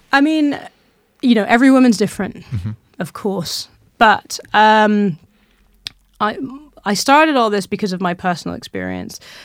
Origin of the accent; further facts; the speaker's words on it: Malawi; I was born in Malawi, that's where my mother's from